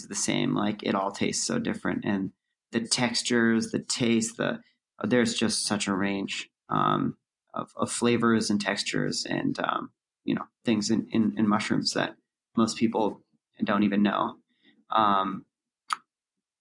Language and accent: English; Santa Cruz, California, United States; now in New York City, United States; Santa Cruz, my hometown. And growing up like in the forest out there